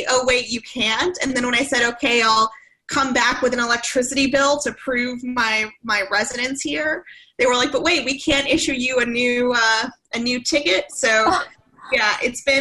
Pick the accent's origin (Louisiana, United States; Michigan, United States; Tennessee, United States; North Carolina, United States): Louisiana, United States; Southeast; also born or lived in Texas; now in Washington, D.C., United States; I live in Washington, D.C., but I'm originally from Southeast Louisiana